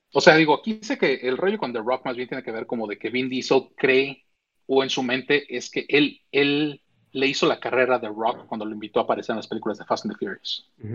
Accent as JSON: {"language": "Spanish", "country": "Mexico", "tie": "born or raised there", "moved": "yes", "lives_now": "United States", "said": "yo crecí en México, nací en México"}